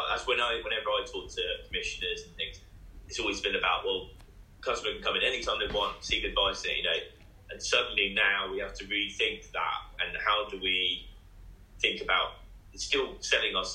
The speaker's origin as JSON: {"language": "English", "town": "Bournemouth", "region": "South West England", "country": "United Kingdom", "said": "I'm from Bournemouth"}